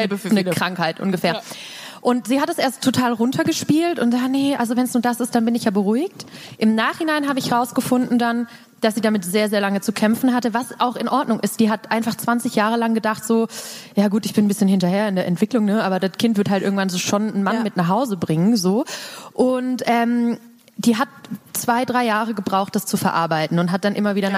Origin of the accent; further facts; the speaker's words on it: Baden-Württemberg, Germany; ich komme halt aus dem Dorf, Dorf mhm. ähm, aus Baden-Württemberg